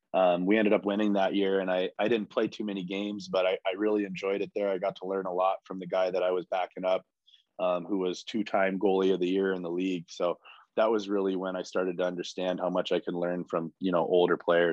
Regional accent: California, United States; So, it was really, really fun growing up in California with, all the skilled players

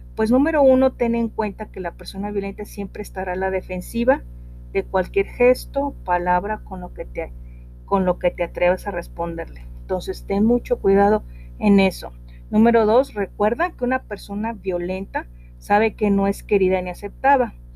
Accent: northern Mexico, Mexico; acá en mi tierra, eh, una palabra para decirle a los niños es lepe, eh, estoy hablando al norte del país

